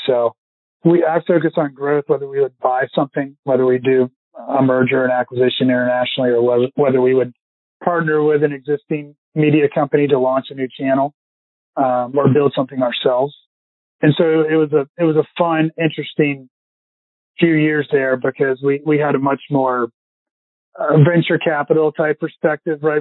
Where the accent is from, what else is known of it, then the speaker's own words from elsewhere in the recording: Richmond, Virginia, United States; I've got a lot of buddies growing up in Richmond